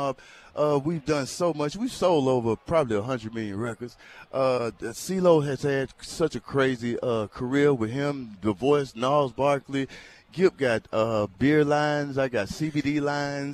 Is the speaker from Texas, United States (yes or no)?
no; East Point, Georgia, United States; I grew up in East Point